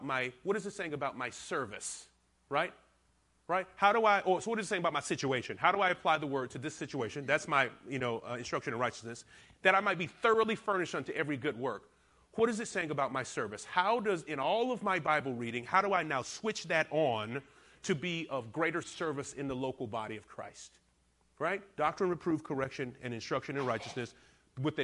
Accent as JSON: {"language": "English", "region": "the South", "country": "United States", "also_born_or_lived": "Alabama / Georgia", "said": "I'm from the South, so I say paralytic, but I've been not corrected. I have been exhorted by some of my church to say paralytic. But I still stay with paralytic. It just sounds better being from Alabama and Georgia."}